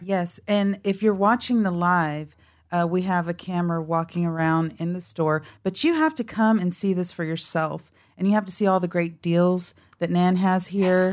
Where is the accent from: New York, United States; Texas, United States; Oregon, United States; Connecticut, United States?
Texas, United States; Dallas; also born or lived in Carrollton, Texas; born and raised in Dallas